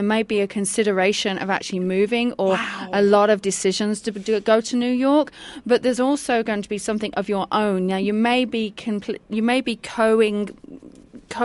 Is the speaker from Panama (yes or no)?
no; England, United Kingdom; moved away; I'm English